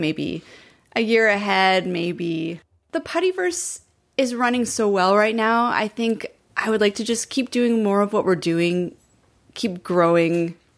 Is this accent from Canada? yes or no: yes; Montreal, Quebec, Canada; moved away; I grew up in Montreal